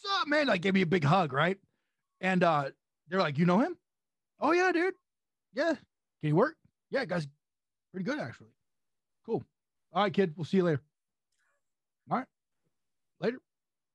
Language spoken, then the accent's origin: English; San Luis Obispo, California, United States; I'm from San Luis Obispo, California.